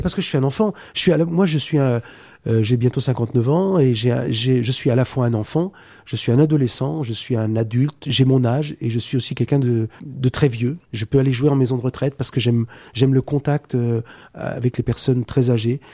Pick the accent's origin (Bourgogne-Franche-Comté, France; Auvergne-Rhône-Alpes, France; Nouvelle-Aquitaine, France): Nouvelle-Aquitaine, France; Poitiers; chez moi, de Poitiers. On est tous de Poitiers